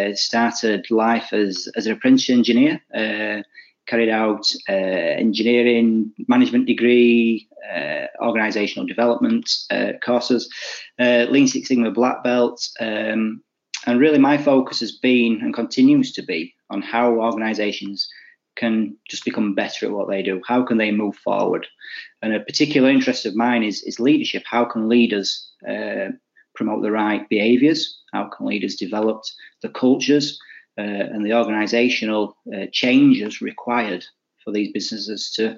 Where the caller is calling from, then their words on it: England, United Kingdom; So I'm joining you from the UK, sunny England, which isn't so sunny at the moment, but it's not too bad.